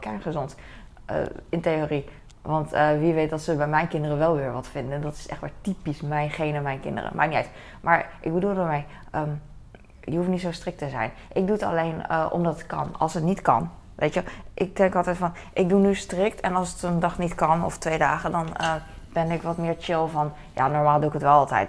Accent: Netherlands; wij als Nederlanders kunnen wel een beetje Duits

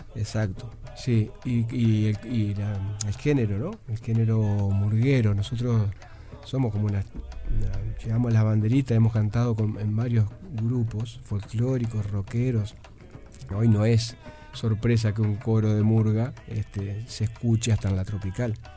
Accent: Nueva Palmira, Colonia, Uruguay; yo, soy de Nueva Palmira

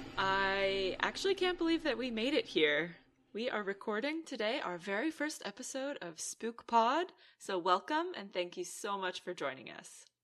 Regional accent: Canada; also born or lived in Aruba; now in Netherlands; I'm Canadian born, and then I moved to Aruba. I lived there for two years, and I ultimately ended up in the Netherlands

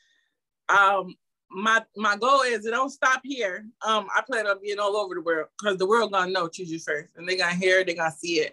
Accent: Albany, New York, United States; my childhood history of growing up in the Capital District

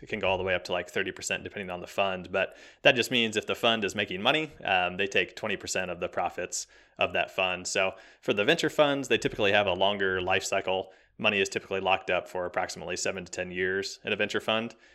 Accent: Kansas City, United States; I'm born and raised in Kansas City, right in the middle, smack dab middle of America. Uh, grew up here, went to college here, been here kind of my whole life

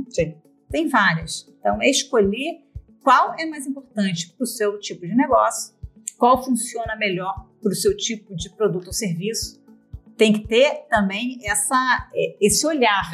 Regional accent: Brazil; now in Portugal; como nós somos brasileiros

